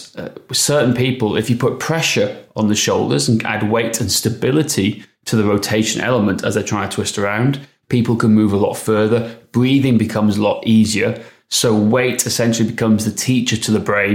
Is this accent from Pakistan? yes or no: no; Wales, United Kingdom; accent: Welsh; my Welsh accent